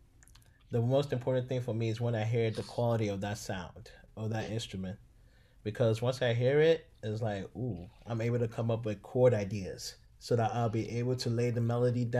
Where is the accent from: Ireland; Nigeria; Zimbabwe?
Nigeria; now in Dallas, United States; originally from Nigeria, currently living in Dallas, Texas.